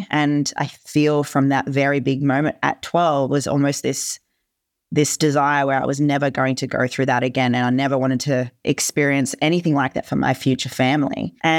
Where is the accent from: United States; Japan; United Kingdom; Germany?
Germany; born there; First of all, I wasn't born in Australia. I was born in Germany.